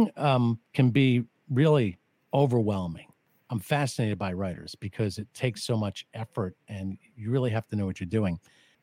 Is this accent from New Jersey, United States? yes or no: yes; New Jersey, United States; I'm from South Jersey